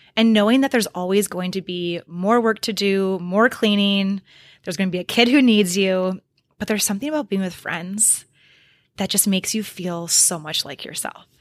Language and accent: English; Oconomowoc, Wisconsin, United States; moved away as an adult; also born or lived in Iowa / Dubuque, Iowa; I still also have a lot of really, really, really good friends in my hometown of Oconomowoc, Wisconsin